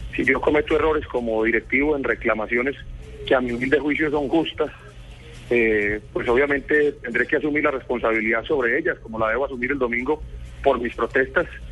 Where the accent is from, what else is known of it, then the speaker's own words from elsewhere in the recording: Colombia; quienes somos colombianos